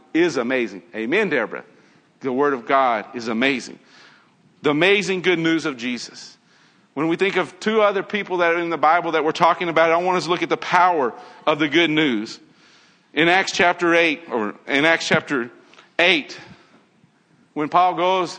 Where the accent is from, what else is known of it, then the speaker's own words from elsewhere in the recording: Nashville, Tennessee, United States; I grew up in Tennessee. Grew up in Nashville.